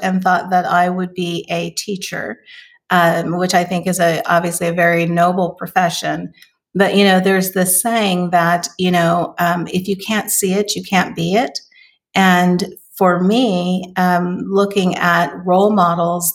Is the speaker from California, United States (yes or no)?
yes; Oakland, California, United States; So I am originally from California. I was born in Oakland, California.